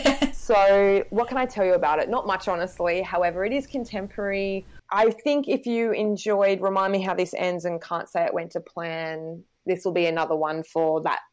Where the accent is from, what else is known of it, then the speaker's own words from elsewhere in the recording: Wagga Wagga, New South Wales, Australia; also born or lived in Sydney; I live in a country town in regional New South Wales called Wagga Wagga, which is my hometown where I grew up